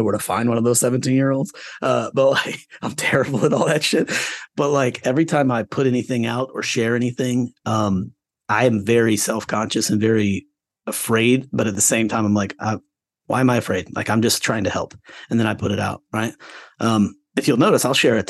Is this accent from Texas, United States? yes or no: no; Florida, United States; moved away; I grew up in Florida. I got kicked out of public school in Florida